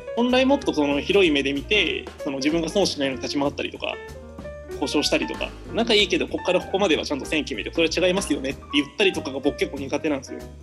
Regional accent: Shikoku, Ehime, Japan; moved away as an adult; also born or lived in Osaka / Kobe / Cambodia; 僕は、えっ、ー、と、高校まで四国、えっ、ー、と、愛媛にいました

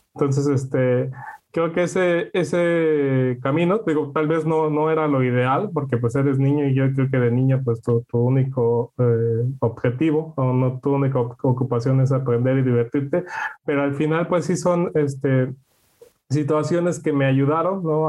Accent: Mexico; now in Netherlands; nosotros como mexicanos

